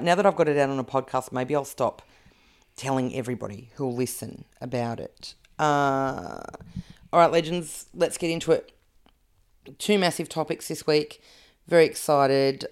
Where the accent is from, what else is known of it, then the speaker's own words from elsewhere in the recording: Canberra, Australian Capital Territory, Australia; I grew up in Canberra.